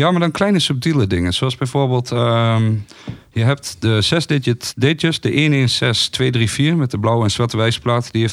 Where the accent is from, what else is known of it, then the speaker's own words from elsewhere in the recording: Twente, Overijssel, Netherlands; ik kom uit Twente. Niemand komt uit Twente. Ik kom uit Twente.